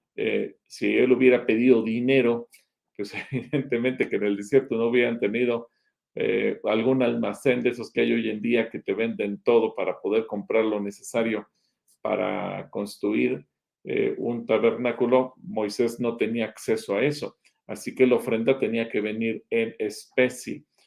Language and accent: Spanish; Mexico; aunque seguimos siendo mexicanos hoy